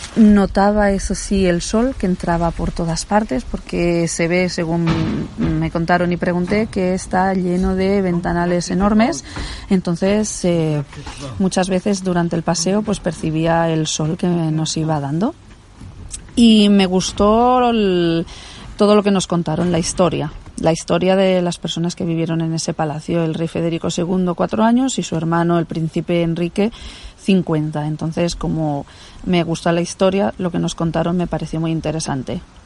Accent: Barcelona, Catalonia, Spain; yo que soy de Barcelona, pues estoy acostumbrada a coches, ruido, motos

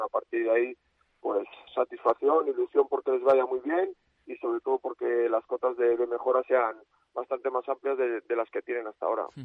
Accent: Valladolid, Castile and León, Spain; Yo como vallisoletano

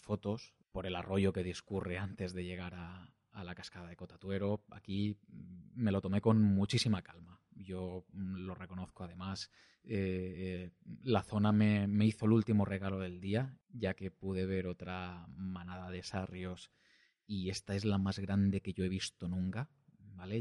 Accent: Valencian-speaking area, Valencian Community, Spain; accent: Valencian; first language Valencian; Spanish is a second language; hablo en, en valenciano, que es mi lengua materna

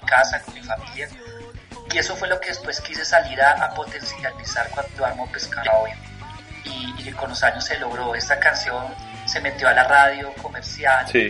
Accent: Bogotá, Colombia; como bogotanos somos influenciados por el rock que llegaba de afuera

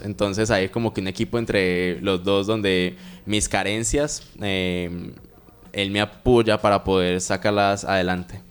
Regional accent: Medellín, Antioquia, Colombia; now in Cali, Colombia; actualmente resido en Cali, aunque nací en Medellín

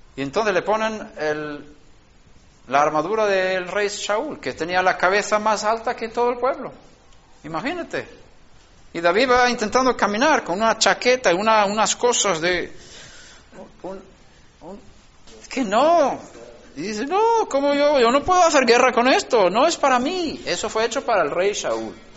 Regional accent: Sweden; moved away; en Suecia, donde yo nací

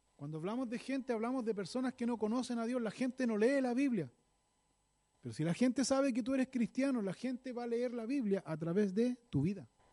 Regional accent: Chile; como decimos aquí en buen chileno

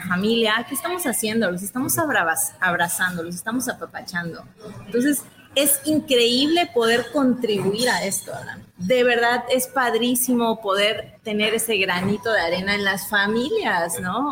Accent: Mexico; como mexicanos

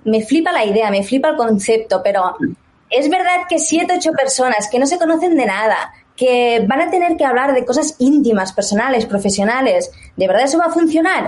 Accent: Barcelona, Catalonia, Spain; moved away as an adult; now in England; soy de Barcelona, pero me mudé a Inglaterra, hará pronto cinco añitos

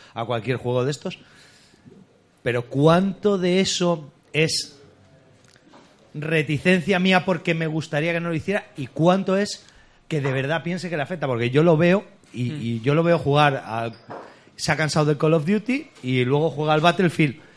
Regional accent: San Vicente, Spain; soy oriundo de San Vicente y esto es como si fuera mi casa

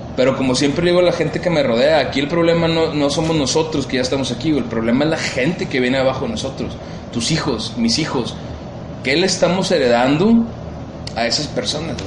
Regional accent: Monterrey, Nuevo León, Mexico; Monterrey tiene cosas bien chidas, tenemos cosas muy propias

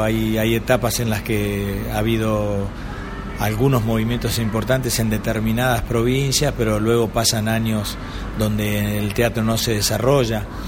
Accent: Paraná, Entre Ríos, Argentina; moved away as an adult; now in Buenos Aires, Argentina; yo nací en Entre Ríos, en una provincia argentina, en eh, una ciudad que se llama Paraná, una capital de provincia

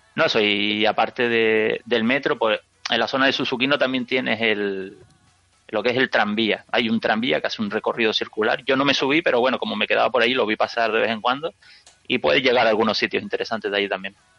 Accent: Canary Islands, Spain; yo que soy de Canarias

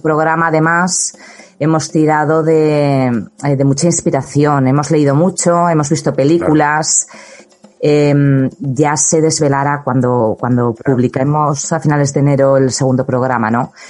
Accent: Huesca, Aragon, Spain; moved away as an adult; also born or lived in Madrid; ambos dos somos de, de Huesca del, del, Alto Aragón, del Alto Aragón.

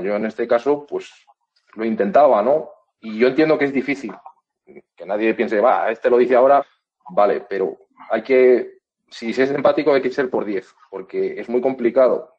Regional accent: Valladolid, Castile and León, Spain; yo soy de Valladolid, mi madre es de Valladolid

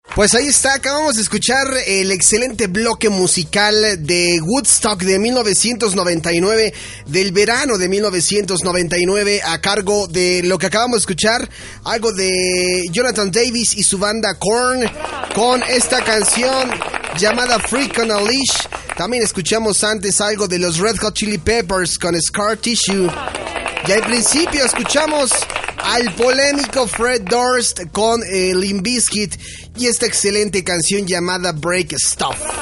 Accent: Mexico; nosotros aquí en México

